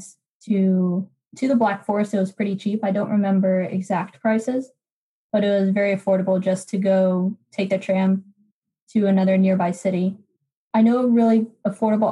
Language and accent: English; Florida, United States; I'm from Florida